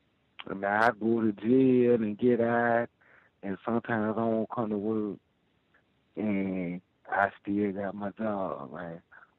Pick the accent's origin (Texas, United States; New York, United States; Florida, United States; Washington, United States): Texas, United States; Houston; now in North Dakota, United States; Man, I'm in North Dakota, but I'm from Houston, Texas, man.